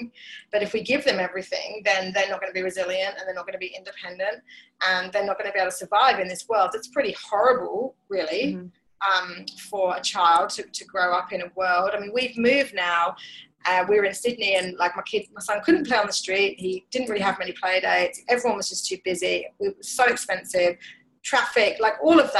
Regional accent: England, United Kingdom; I'm English

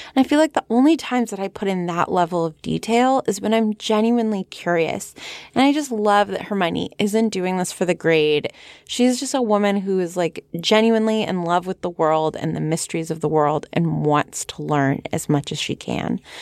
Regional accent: San Fernando Valley, California, United States; accent: Valley Girl; my Valley Girl accent

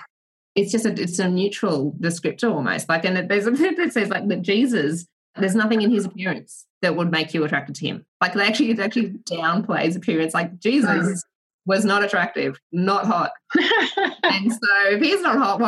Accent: Australia; growing up in Australia and having my parents, like, I'm one of five kids

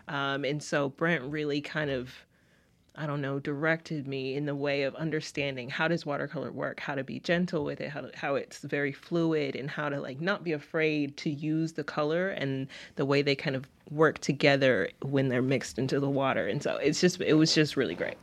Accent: Utica, Mississippi, United States; also born or lived in Lubbock, Texas; I am from Utica, Mississippi, which is s, south of Jackson

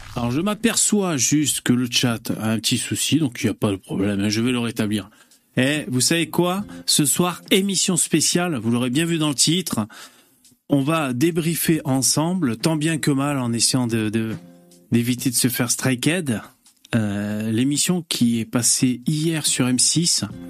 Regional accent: France; chez nous, en France

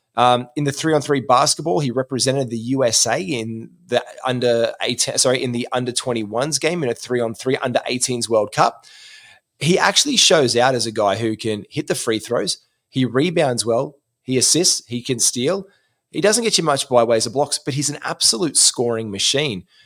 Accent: Gold Coast, Queensland, Australia; moved away; on the Gold Coast, my hometown

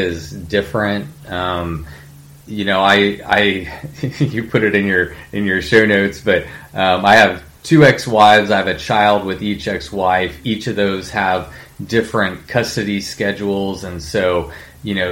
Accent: College Station, Texas, United States; I grew up in Bryan College Station

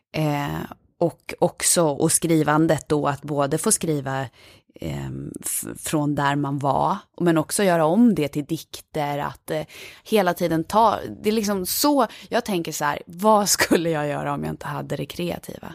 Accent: Falun, Dalarna County, Sweden; moved away; jag är från Falun. Ja, så jag är uppvuxen i den här lilla staden Falun

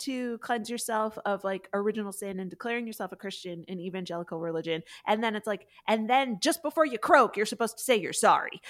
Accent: the North, United States; I grew up in the North and also Catholic

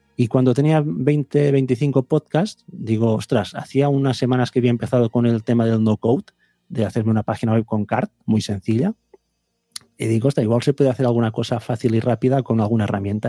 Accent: Vic, Catalonia, Spain; yo soy de Big

